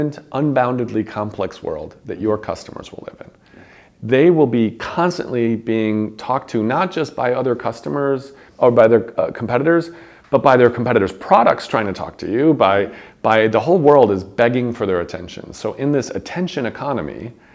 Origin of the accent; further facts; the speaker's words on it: Chicago, Illinois, United States; my hometown of Chicago